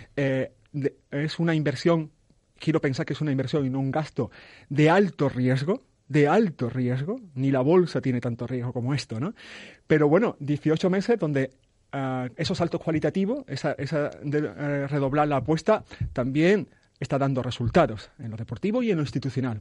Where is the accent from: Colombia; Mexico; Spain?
Spain; also born or lived in Ciudad Real; soy un español más